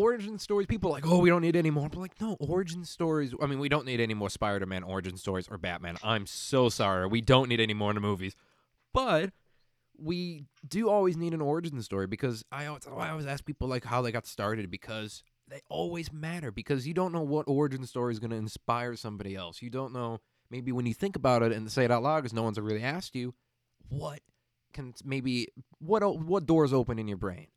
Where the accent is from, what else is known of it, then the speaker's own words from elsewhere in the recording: Illinois, United States; I grew up in Illinois